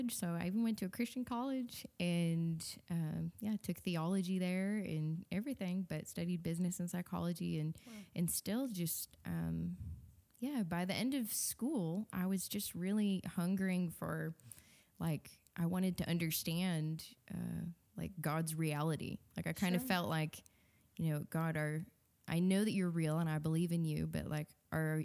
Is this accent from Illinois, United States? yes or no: yes; Wheaton, Illinois, United States; Wheaton, so okay. Chicago suburbs. Yeah, just grew up there